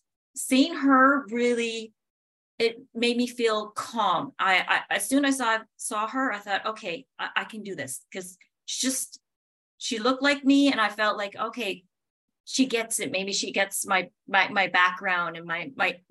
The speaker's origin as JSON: {"language": "English", "area": "a very small northern town in Canada", "region": "Northern Canada", "country": "Canada", "moved": "yes", "said": "I'm from Canada, from a very small northern town in Canada"}